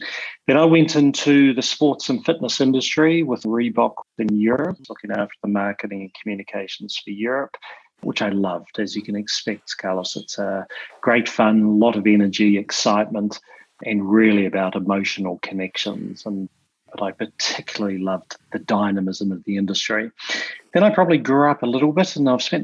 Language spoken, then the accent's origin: English; New Zealand; also born or lived in London; now in Sydney, Australia; I'm in Sydney at the moment, but for your listeners, just to remember, I'm a New Zealander, or commonly referred to as a Kiwi. So slightly different from that Aussie twang.